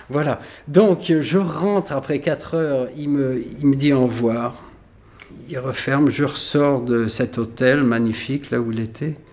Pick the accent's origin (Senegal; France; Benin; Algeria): Algeria; born there; toute ma famille était là, les pieds noirs, parce que je suis né en Algérie.